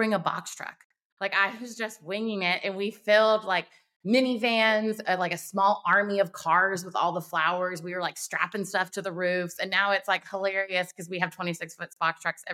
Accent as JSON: {"language": "English", "town": "Wilmington", "region": "North Carolina", "country": "United States", "tie": "born or raised there", "said": "Wilmington, North Carolina is my hometown and I love it here"}